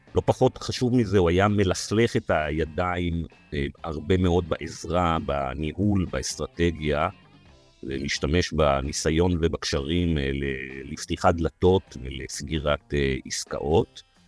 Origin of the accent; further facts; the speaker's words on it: Israel; אני נולדתי בארץ, חייתי בארץ, אני אמות בארץ